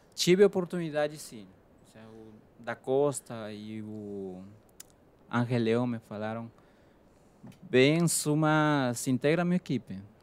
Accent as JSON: {"language": "Portuguese", "country": "Peru", "second_language": "Portuguese", "moved": "as an adult", "lives_now": "Brazil", "said": "eu sou do Peru"}